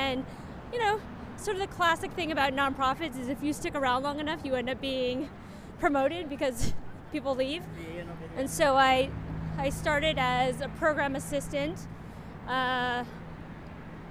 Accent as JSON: {"language": "English", "town": "San Francisco", "region": "California", "country": "United States", "tie": "born or raised there", "also_born_or_lived": "New York", "moved": "as an adult", "said": "I was itching to leave San Francisco because it's my hometown"}